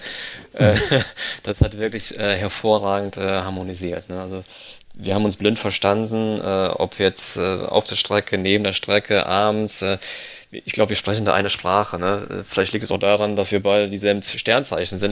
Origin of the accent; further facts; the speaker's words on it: Italy; als Italiener